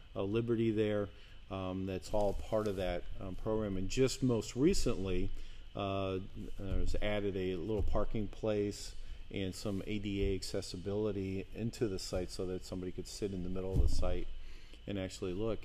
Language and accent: English; outside New York City, New Jersey, United States; moved away; I grew up outside of New York City in New Jersey